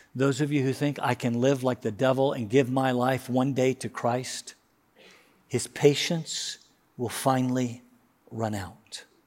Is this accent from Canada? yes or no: no; United States; I love being an American.